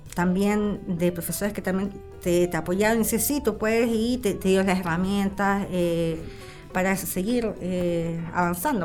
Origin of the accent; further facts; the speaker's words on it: La Serena, Coquimbo, Chile; also born or lived in Elqui Valley; yo soy de La Serena y tengo como un, fuerte eh, cariño, amor identitario por, el lugar